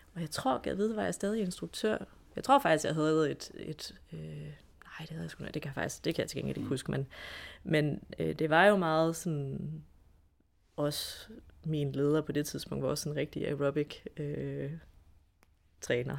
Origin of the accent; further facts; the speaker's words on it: Esbjerg, Southern Denmark, Denmark; jeg kommer jo fra Esbjerg